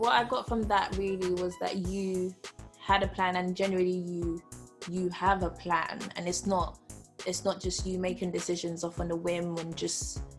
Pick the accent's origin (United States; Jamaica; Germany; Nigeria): Nigeria; I'm Nigerian